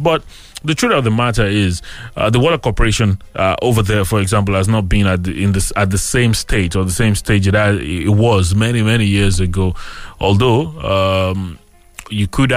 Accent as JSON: {"language": "English", "town": "Abeokuta", "region": "Ogun State", "country": "Nigeria", "tie": "born or raised there", "said": "I grew up here in Abeokuta"}